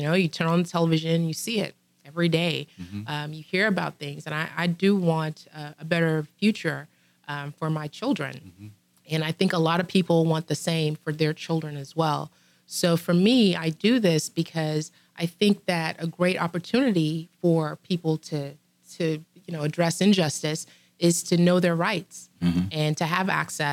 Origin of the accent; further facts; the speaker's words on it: Trinidad & Tobago; now in United States; I grew up in Trinidad.